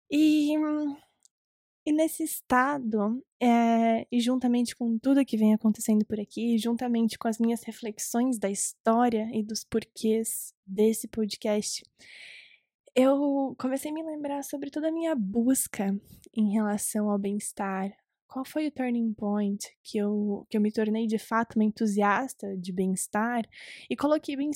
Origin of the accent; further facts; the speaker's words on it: Recife, Pernambuco, Brazil; born there; now in Curitiba, Brazil; Se você não sabe, eu nasci em Recife, Pernambuco.